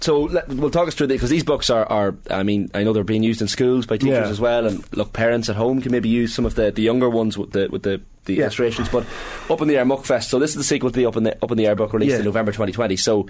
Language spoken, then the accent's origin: English; Monaghan, Ulster, Ireland; I'm from Monaghan, so maybe I don't have the same right to...